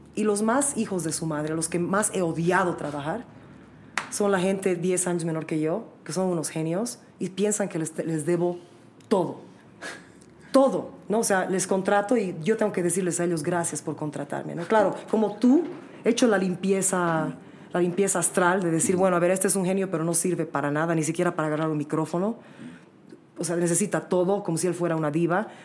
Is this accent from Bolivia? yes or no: yes; Bolivia; yo soy orgullosamente boliviano, orgullosamente con la sangre que tengo